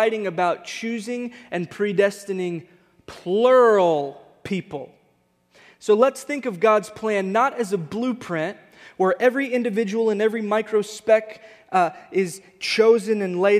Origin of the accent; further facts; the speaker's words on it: Texas, United States; moved away; We grew up in Texas with a bunch of Hispanic friends